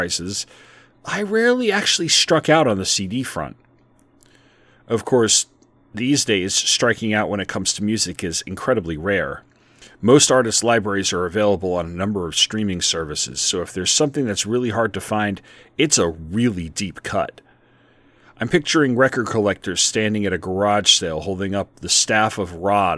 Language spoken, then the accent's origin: English; South Shore of Long Island, New York, United States; my hometown on the South Shore of Long Island